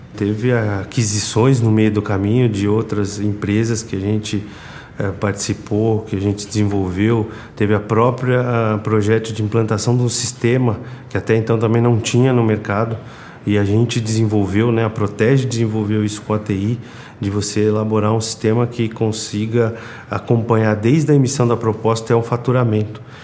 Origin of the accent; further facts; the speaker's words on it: São Paulo, Brazil; sou de São Paulo, natural de São Paulo